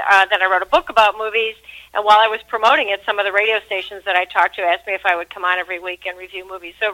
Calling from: Washington, D.C. area, United States; I'm just outside of Washington, D.C.

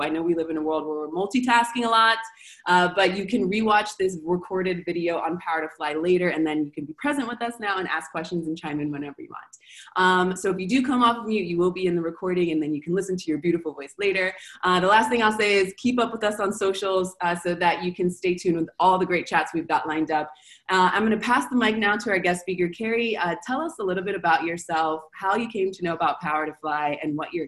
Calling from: Argentina; I'm calling from Argentina

